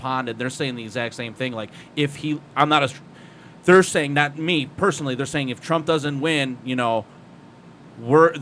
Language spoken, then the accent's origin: English; Ohio, United States; moved away; I'm originally from Ohio, but I've lived in this town 15 years